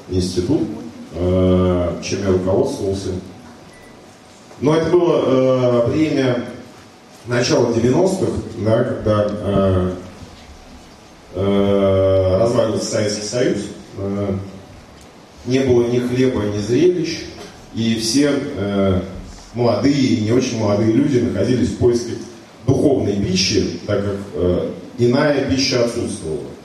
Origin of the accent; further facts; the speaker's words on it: Saint Petersburg, Russia; да, мы такие вот петербуржцы э, стоим как